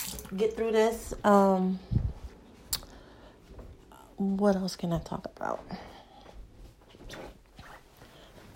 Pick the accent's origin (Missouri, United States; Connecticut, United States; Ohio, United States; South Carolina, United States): Connecticut, United States; Hartford; born and raised in Hartford, Connecticut.